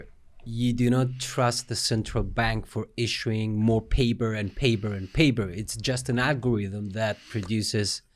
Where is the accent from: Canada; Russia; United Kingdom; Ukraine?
Russia; now in Cyprus; was born in Russia and I came in 1986.